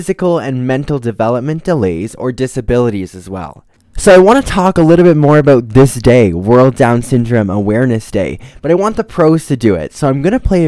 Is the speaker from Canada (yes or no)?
yes; Ontario, Canada; I'm also from Ontario